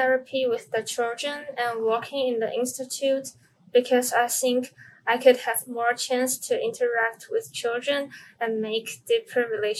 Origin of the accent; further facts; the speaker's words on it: Taiwan; I'm also a sophomore from Taiwan at Zhongshan Medical University.